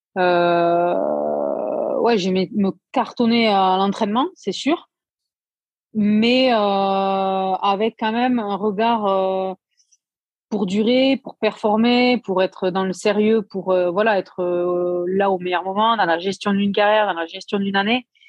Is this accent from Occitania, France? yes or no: yes; Aveyron, Occitania, France; je suis de l'Aveyron, donc voilà, nous typiquement nos plats c'est aligo saucisse